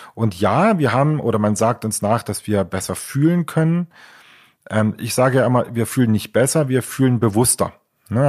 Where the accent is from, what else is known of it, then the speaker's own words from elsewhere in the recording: Leipzig, Saxony, Germany; also born or lived in Chemnitz (Karl-Marx-Stadt); Ich äh, bin ja ursprünglich aus der DDR, also komme aus Leipzig